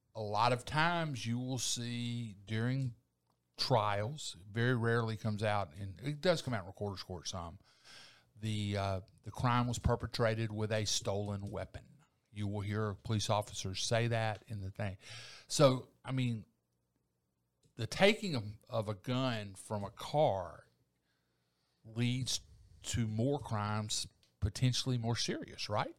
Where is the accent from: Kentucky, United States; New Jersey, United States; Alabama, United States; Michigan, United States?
Alabama, United States; Eufaula; now in Columbus, United States; I was raised in Eufaula.